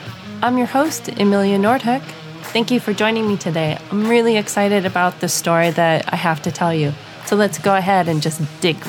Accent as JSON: {"language": "English", "region": "Arizona", "country": "United States", "tie": "born or raised there", "said": "the reservation that I was born in Arizona on the Navajo Reservation."}